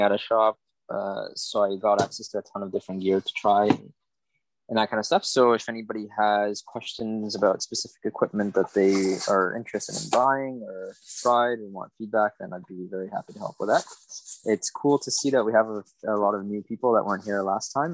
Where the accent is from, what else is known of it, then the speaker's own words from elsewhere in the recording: Montreal, Quebec, Canada; moved away as an adult; now in Martinique; I'm living in Martinique at the moment, which is in the Caribbean. I'm from Montreal before